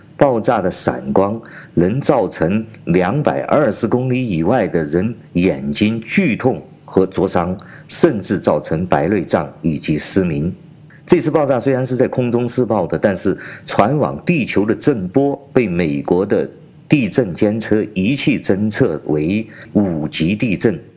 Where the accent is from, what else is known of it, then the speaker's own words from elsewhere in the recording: China; 我是来自中国大陆的